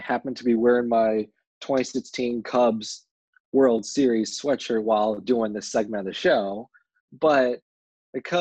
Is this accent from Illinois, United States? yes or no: yes; Chicago, Illinois, United States; as someone who has grown up, born and raised in Chicago